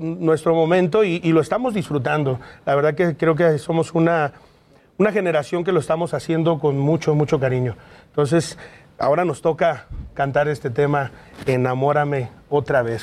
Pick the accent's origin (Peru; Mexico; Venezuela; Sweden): Mexico; te sientes súper orgulloso de ser mexicano